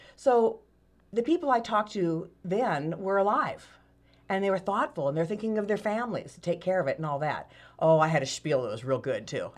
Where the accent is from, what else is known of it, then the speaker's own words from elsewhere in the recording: Sacramento, California, United States; moved away as an adult; now in Medford, United States; Born and raised, went to El Camino High School